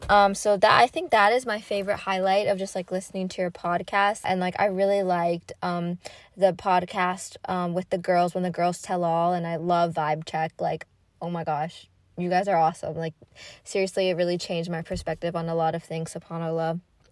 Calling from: North Carolina, United States; I'm listening from North Carolina. It's a very southern state.

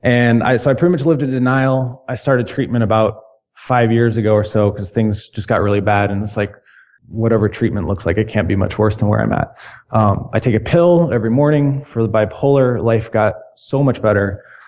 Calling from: Chicago, Illinois, United States; I'm calling from Chicago.

